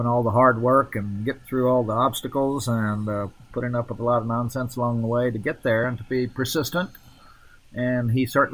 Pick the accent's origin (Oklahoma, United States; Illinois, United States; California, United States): Oklahoma, United States; I was born in Oklahoma and grew up on a little farm there